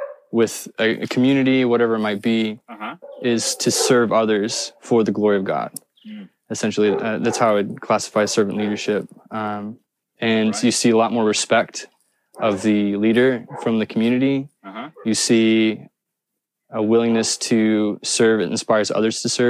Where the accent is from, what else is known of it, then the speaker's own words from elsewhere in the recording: Indiana, United States; I'm from Indiana, the state of Indiana